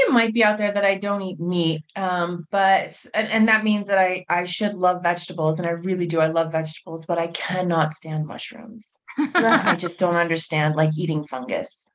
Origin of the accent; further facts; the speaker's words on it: United States; I was born and raised in the United States.